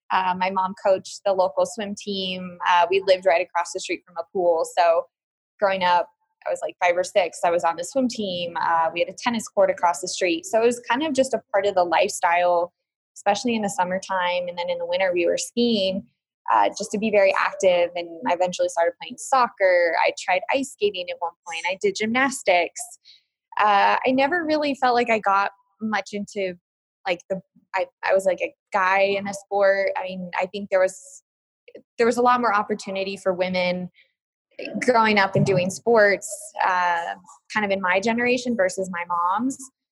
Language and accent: English; Colorado, United States; So, I mean, just growing up in Colorado, very active as a family growing up, I'm very fortunate.